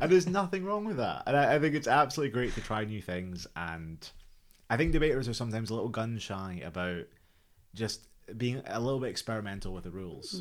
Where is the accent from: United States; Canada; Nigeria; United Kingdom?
United Kingdom; Scotland; moved away; I'm, I'm from Scotland